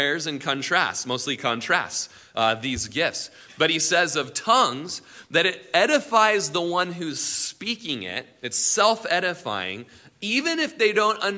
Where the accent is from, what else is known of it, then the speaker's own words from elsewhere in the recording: Prineville, Oregon, United States; we grew up in Prineville